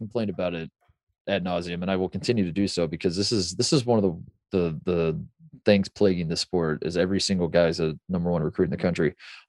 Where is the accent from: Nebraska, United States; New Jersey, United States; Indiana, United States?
Indiana, United States; Indianapolis; because I'm from Indy